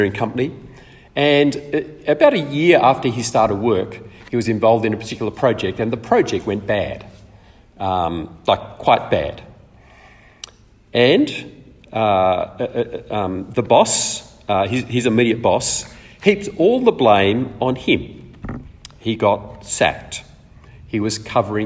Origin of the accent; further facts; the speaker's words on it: Australia; also born or lived in East Africa; We came back to Australia when I was seven.